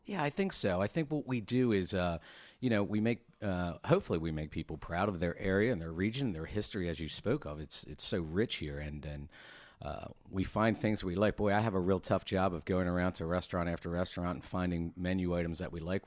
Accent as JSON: {"language": "English", "region": "Maryland", "country": "United States", "moved": "yes", "lives_now": "Norfolk, United States", "said": "I'm originally from Maryland"}